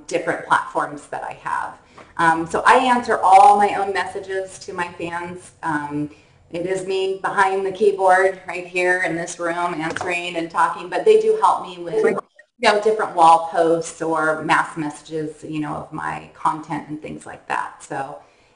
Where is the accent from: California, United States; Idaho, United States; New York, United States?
California, United States; Northern; born or raised there